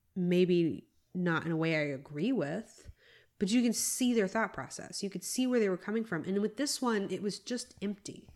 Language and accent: English; United States; as an American